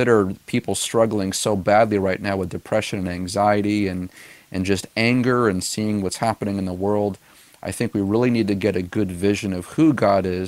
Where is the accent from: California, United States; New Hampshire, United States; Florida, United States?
New Hampshire, United States; Gilmanton Iron Works; We planted this church back in 2013 in my hometown of Gilmanton Iron Works